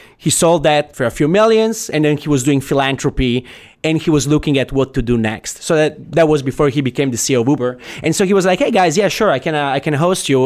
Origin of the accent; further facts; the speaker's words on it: Italy; moved away as an adult; also born or lived in Silicon Valley; now in United States; I, I come from Italy, right? So I have, I'm an immigrant, basically